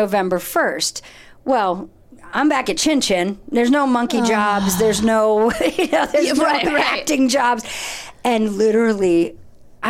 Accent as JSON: {"language": "English", "region": "Ohio", "country": "United States", "said": "I'm from Ohio"}